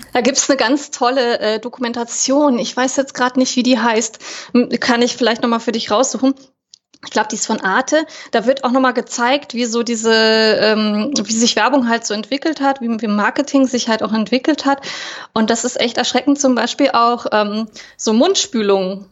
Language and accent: German; Berlin, Germany; ich bin äh, aus Berlin tatsächlich auch hier geboren und lebe auch wieder in Berlin